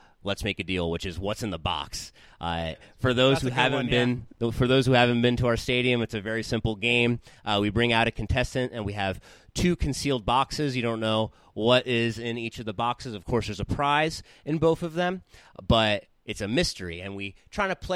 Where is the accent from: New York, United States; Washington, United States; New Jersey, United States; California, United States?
New Jersey, United States; Southern; moved away as an adult; now in San Bernardino, United States; growing up in Southern New Jersey